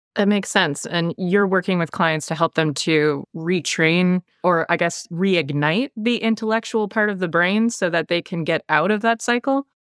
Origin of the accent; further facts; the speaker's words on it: Canada; accent: Canadian; I've got the Canadian accent